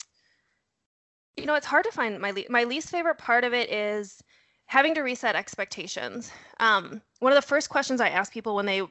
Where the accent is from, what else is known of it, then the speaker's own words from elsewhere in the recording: North Dakota, United States; moved away; I'm originally from North Dakota. You'll hear a horrible accent thrown in there. I might drop a you betcha now and again.